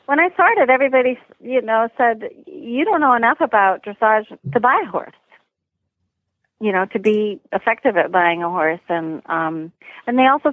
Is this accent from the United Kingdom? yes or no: no; Canada; now in United States; I was born in Canada and I've been living in the U.S. for a long time.